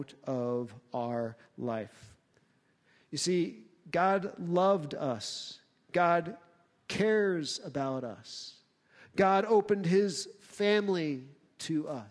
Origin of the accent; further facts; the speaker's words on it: United States; as American Christians